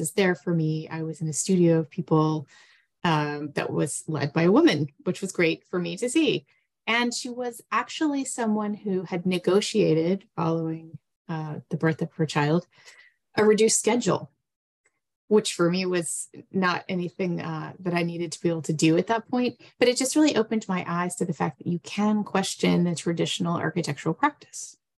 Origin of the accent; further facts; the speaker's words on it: Texas, United States; moved away as an adult; also born or lived in New England / New York City; I was born in Texas, and then I went to college in New England, actually at Tufts, but decided I wanted to go back to my home state to study architecture